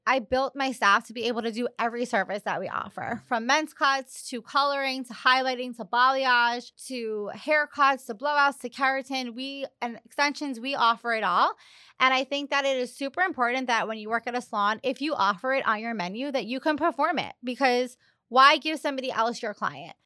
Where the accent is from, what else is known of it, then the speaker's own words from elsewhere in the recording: Long Island, New York, United States; moved away as an adult; now in Miami, United States; I'm from Long Island, and I grew up going to the same salon weekly